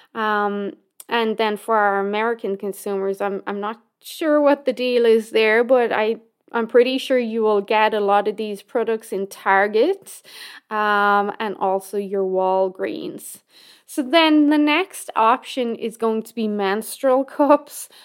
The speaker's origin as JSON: {"language": "English", "country": "Ireland", "moved": "yes", "lives_now": "Canada", "said": "my home country of Ireland"}